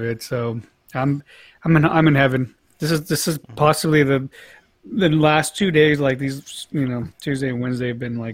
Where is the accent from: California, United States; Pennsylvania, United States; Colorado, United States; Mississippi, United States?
California, United States; Monterey Park; I grew up in Monterey Park, but I was a stone's throw away from East